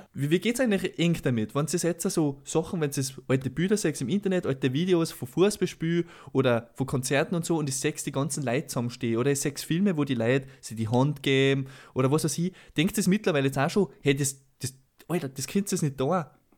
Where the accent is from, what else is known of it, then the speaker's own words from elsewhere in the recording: Salzburg, Austria; bei uns in Salzburg